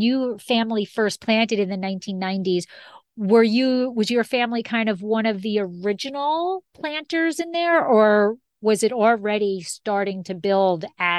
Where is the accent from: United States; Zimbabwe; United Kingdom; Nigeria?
United States; New Jersey; I grew up in Jersey